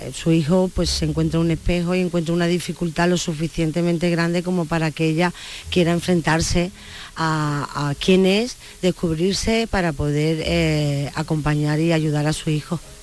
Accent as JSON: {"language": "Spanish", "region": "Andalusia", "country": "Spain", "said": "mi tierra"}